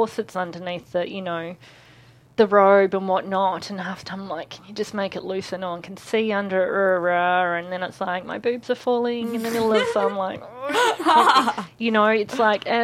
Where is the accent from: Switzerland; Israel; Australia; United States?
Australia; I'm Australian